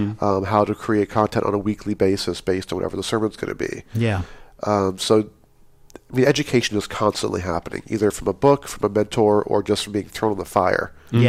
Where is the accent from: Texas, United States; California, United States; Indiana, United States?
California, United States; Pleasant Hill; also born or lived in Hayward, California; I was born in Hayward, California, and raised in Pleasant Hill, California.